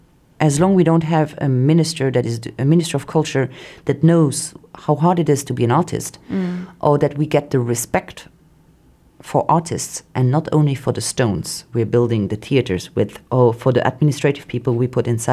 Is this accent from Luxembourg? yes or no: yes; Luxembourg; because the Luxembourgish artist, if you say wherever you are, oh, I'm from Luxembourg, they're like, in the artistic world, they're like, wow, there are not only banks in Luxembourg, you know?